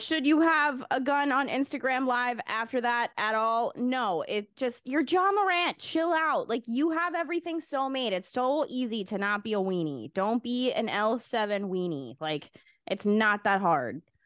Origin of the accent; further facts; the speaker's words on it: United States; I'm an American.